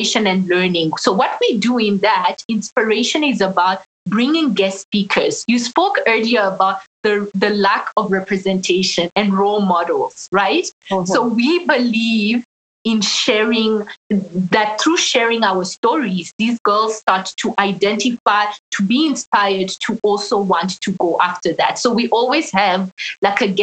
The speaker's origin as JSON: {"language": "English", "country": "Burundi", "moved": "yes", "said": "I'm originally from Burundi in East Africa"}